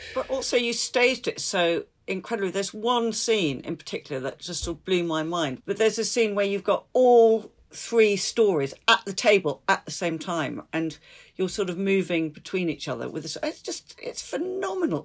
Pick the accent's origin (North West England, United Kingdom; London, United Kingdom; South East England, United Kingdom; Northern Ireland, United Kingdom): London, United Kingdom; Londoner that's transferred here finally